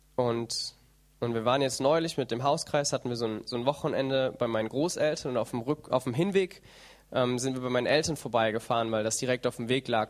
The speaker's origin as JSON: {"language": "German", "country": "Germany"}